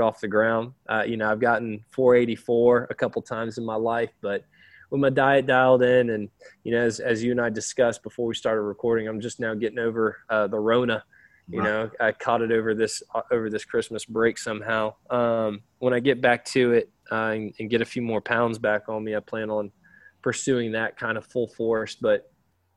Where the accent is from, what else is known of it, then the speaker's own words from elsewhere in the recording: Florida, United States; now in Tennessee, United States; I live in Tennessee. I grew up in Florida for a lot of my childhood